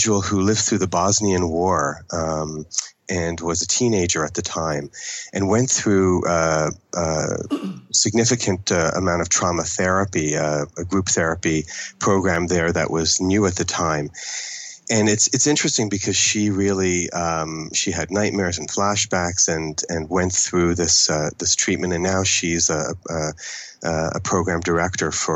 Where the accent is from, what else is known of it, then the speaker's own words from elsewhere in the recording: Toronto, Ontario, Canada; first language English; I grew up in Toronto for the American, it's really the Anglophone part of Canada